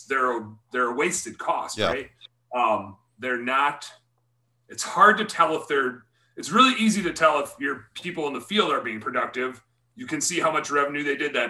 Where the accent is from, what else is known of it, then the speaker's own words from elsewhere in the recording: Wisconsin, United States; I'm from Wisconsin